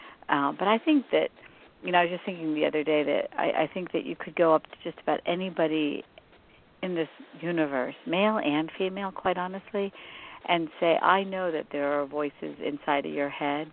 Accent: West Virginia, United States; I grew up in West Virginia

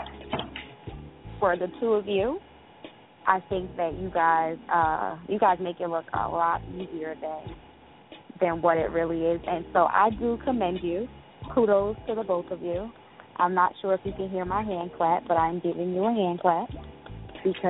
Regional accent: Jersey City, New Jersey, United States; I am from Jersey City, New Jersey

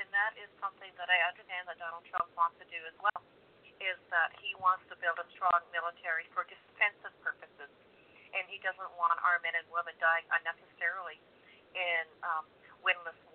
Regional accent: Canada; We hail from Canada

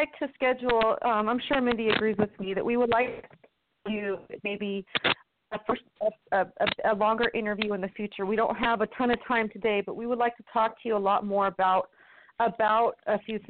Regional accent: Washington, United States; I'm white and I'm from Washington where it's called legal.

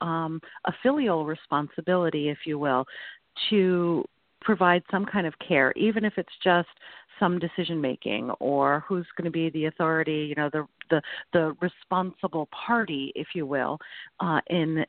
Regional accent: Hebron, Connecticut, United States; I am now the executive director of an assisted living that is being built in my hometown. And I live in this town with my family

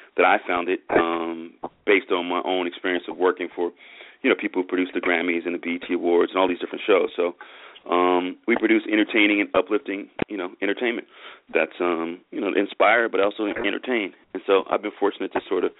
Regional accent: Oakland, California, United States; moved away as an adult; also born or lived in San Diego / New York / Los Angeles; I grew up in the Bay Area in Oakland

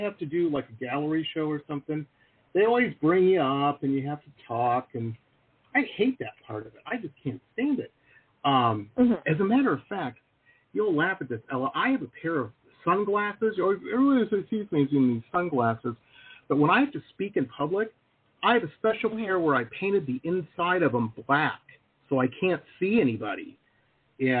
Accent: Detroit, Michigan, United States; I grew up in Detroit, so of course, you know, Motown

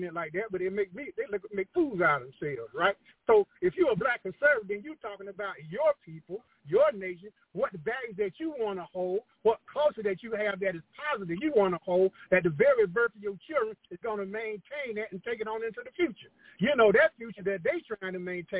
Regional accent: United States; I'm American by birth.

